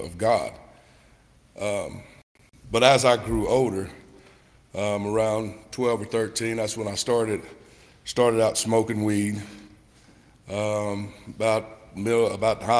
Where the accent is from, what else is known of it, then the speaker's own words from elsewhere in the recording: Knoxville, Tennessee, United States; I grew up in Knoxville, Tennessee